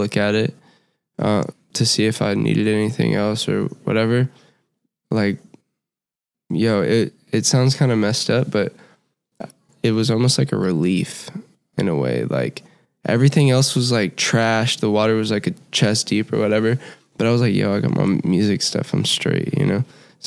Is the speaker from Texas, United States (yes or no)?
yes; Houston, Texas, United States; I'm from Houston, Texas